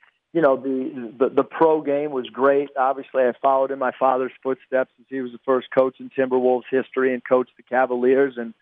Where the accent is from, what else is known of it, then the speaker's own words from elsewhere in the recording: San Diego, California, United States; I'm from San Diego and I played at the University of San Diego